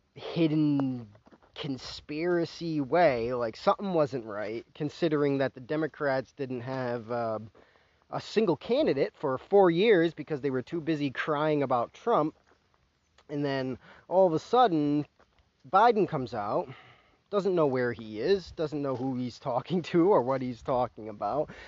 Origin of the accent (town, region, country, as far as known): United States